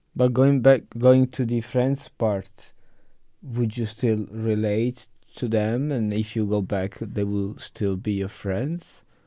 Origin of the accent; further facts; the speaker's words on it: Italy; now in Berlin, Germany; I'm from Italy